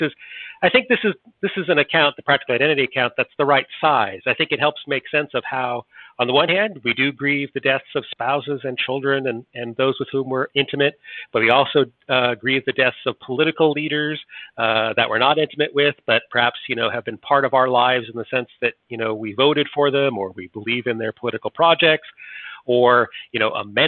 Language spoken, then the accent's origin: English; United States; I'm an American, not a Brit